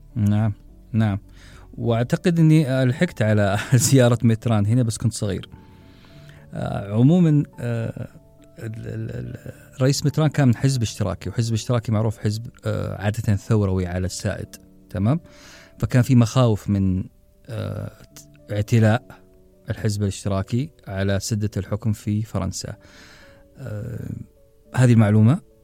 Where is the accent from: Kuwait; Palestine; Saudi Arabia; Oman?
Saudi Arabia; إحنا كعرب أو كسعوديين